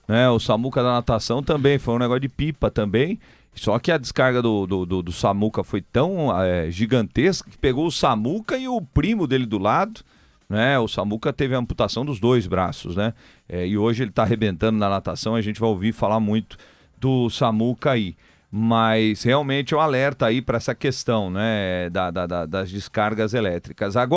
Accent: São Paulo, Brazil; Isso, sou

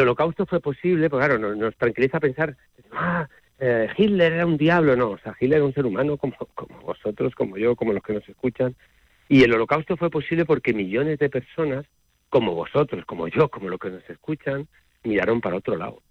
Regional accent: Spain; como español

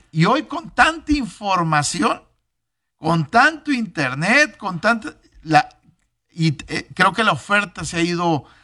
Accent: Monterrey, Nuevo León, Mexico; aquí en Monterrey

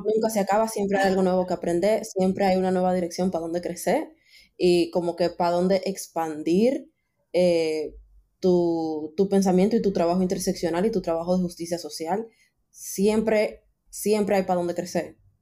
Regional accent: Dominican Republic; somos de República Dominicana

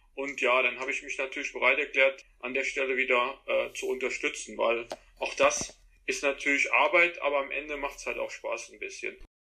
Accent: Trier, Rhineland-Palatinate, Germany; bei uns in Trier, da ist man zu den Spielen gegangen und dann natürlich auch anschließend irgendwann in den Verein gekommen

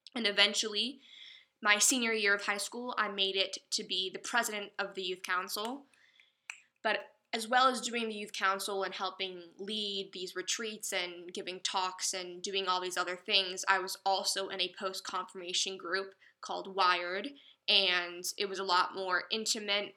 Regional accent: Chapel Hill, North Carolina, United States; also born or lived in Greenville, North Carolina; I'm from Chapel Hill, North Carolina

